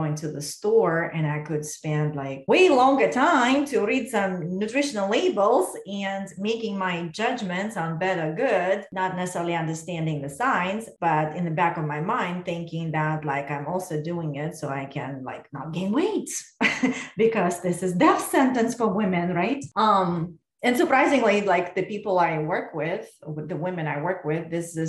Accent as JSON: {"language": "English", "region": "Moscow", "country": "Russia", "tie": "born or raised there", "moved": "as an adult", "lives_now": "United States", "said": "when I was growing up in Russia"}